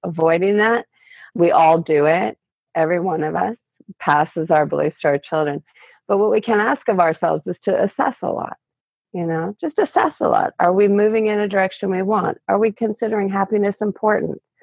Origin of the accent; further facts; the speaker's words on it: Canada; I'm from Canada